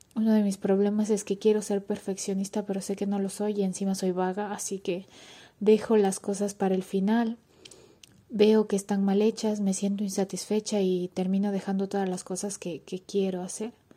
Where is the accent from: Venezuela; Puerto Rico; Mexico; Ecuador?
Ecuador; moved away as an adult; now in Barcelona, Spain; soy ecuatoriana